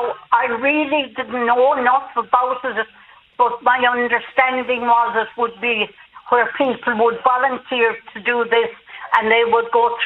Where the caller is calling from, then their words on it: Munster, Ireland; I'm from the Diocese of Killaloe, and I know that there are a number of ministers, both lay and female, that are commissioned to work within the diocese.